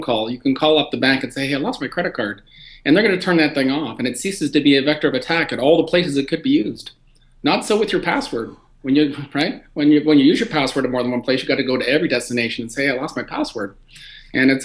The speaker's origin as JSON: {"language": "English", "country": "Canada", "said": "as a Canadian"}